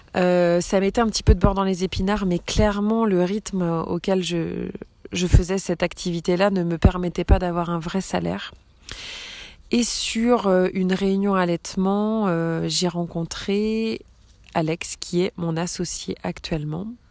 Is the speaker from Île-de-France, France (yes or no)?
no; Brittany, France; also born or lived in the islands; j'ai 34 ans, je suis bretonne